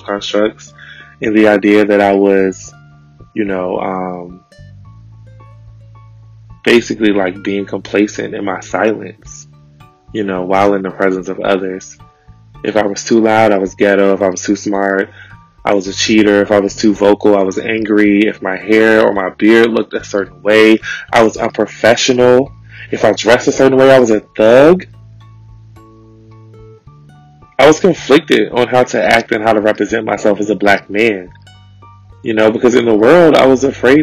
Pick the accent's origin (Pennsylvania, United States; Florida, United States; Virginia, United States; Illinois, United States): Virginia, United States; Richmond; growing up in Richmond